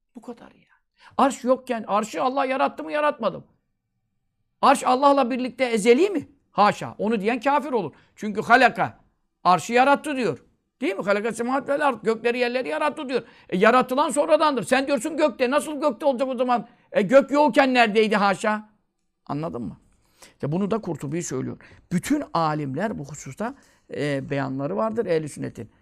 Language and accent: Turkish; Görele, Giresun, Turkey